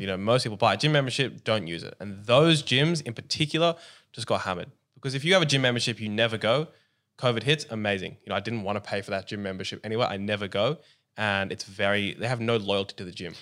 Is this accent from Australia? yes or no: yes; Australia; Where we're from, we're both Aussie